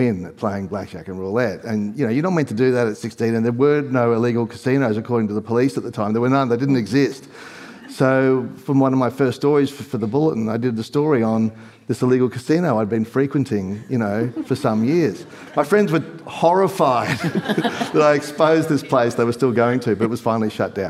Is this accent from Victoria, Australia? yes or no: no; Gold Coast, Queensland, Australia; I had the privilege of growing up on the Gold Coast, where you meet a lot of bullshit artists.